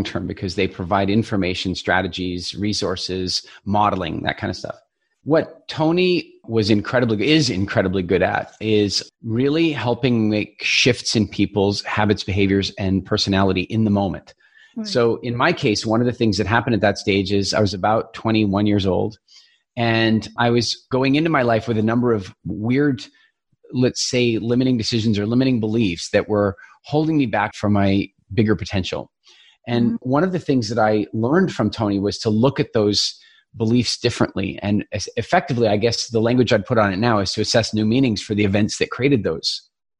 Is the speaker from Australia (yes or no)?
no; Eastern Canada, Canada; I grew up in Eastern Canada.